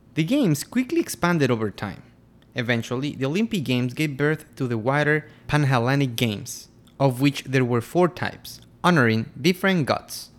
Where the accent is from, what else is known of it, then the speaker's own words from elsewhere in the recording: Quito, Pichincha, Ecuador; I'm from Quito, Ecuador